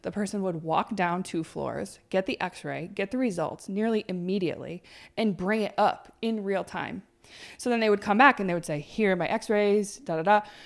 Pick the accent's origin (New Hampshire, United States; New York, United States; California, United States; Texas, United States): New York, United States; Plattsburgh; moved away as an adult; I might move back to Plattsburgh because I really wanted my hometown